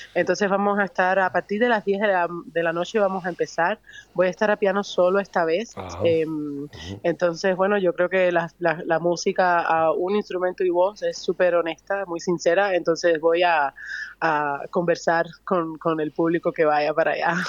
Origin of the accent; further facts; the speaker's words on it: Havana, Cuba; also born or lived in Vedado; Soy de La Habana